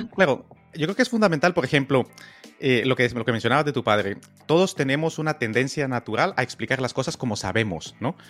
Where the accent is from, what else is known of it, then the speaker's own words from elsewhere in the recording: Guatemala; yo nací en Guatemala